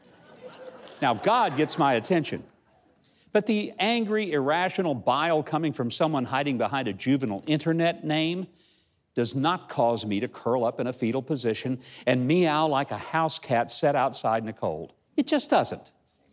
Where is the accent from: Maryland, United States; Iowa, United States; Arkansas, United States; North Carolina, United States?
Arkansas, United States; Hope; my hometown of Hope, Arkansas